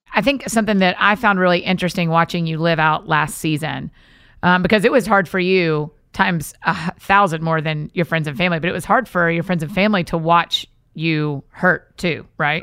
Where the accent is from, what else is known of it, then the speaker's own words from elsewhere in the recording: outside of Atlanta, Georgia, United States; now in Nashville, United States; I was born and raised outside of Atlanta, Georgia